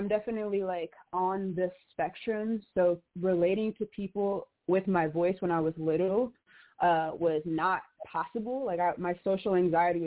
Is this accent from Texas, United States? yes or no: no; Chicago, Illinois, United States; I'm from Chicago. I'm from Inglewood